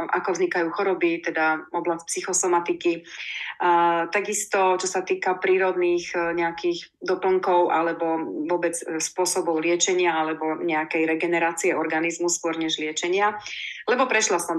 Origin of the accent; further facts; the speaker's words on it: Prešov, Prešov Region, Slovakia; also born or lived in Košice; ja som sa narodila v Košiciach, takže som Košičanka, ale žijem celý život viac menej v Prešove.